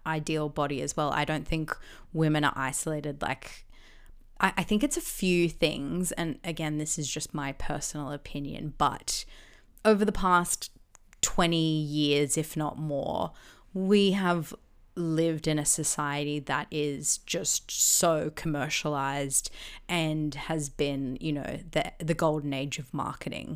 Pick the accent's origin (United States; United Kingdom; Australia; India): Australia; Gold Coast, Queensland; growing up on the Gold Coast